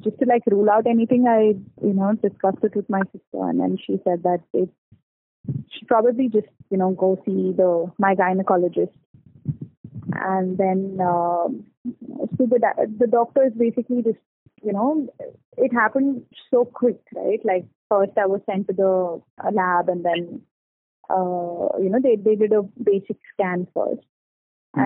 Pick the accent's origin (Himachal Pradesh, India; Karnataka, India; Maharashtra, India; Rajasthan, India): Karnataka, India; Bangalore; I'm from Bangalore and I am 27 years old.